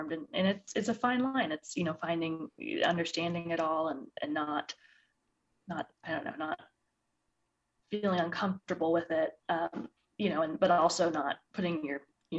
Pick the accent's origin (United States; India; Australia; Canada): United States; Midwest; now in Colorado, United States; I think we're both from the Midwest originally.